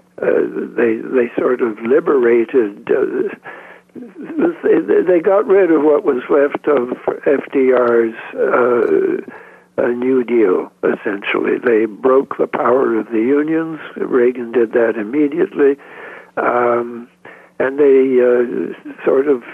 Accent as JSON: {"language": "English", "country": "Canada", "said": "I'm a Canadian"}